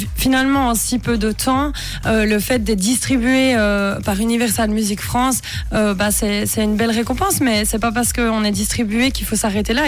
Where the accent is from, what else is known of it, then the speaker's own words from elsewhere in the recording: Bonfol, Jura, Switzerland; moved away; also born or lived in Moutier; Je suis originaire de Bonfol, qui est dans le Jura, mais je suis né à Moutier